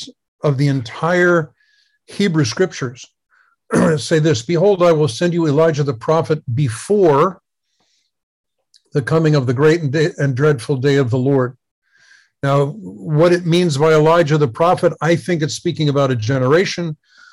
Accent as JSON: {"language": "English", "country": "United States", "tie": "born or raised there", "said": "I grew up in America in the 50s and 60s"}